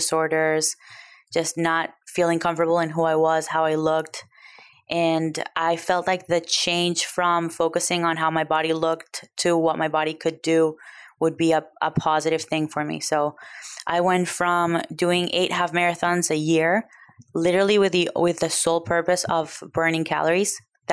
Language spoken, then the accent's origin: English; Venezuela; now in United States; I grew up in Venezuela